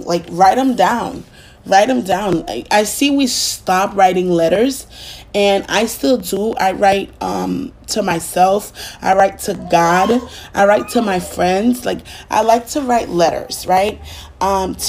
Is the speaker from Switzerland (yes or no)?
no; Haiti; now in United States; being Haitian, growing up, partially growing up in Haiti and here in the United States